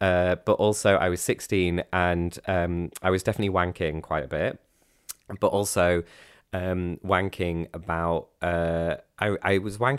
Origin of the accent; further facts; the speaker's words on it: Cleethorpes, Yorkshire and the Humber, United Kingdom; also born or lived in Grimsby; because I'm 16 and they won't let me in because you've got to be 18. And also I live in Cleethorpes and Grimsby in the north of England